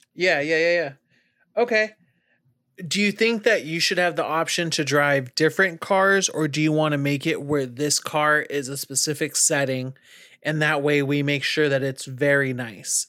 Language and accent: English; California, United States; now in North Carolina, United States; If I'm from California and I'm driving in a rural place, or now that I live in North Carolina